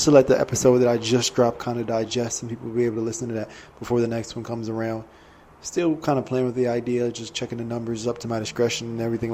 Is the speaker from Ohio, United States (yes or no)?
no; Maryland, United States; now in Los Angeles, United States; I grew up on the east side, I grew up in Maryland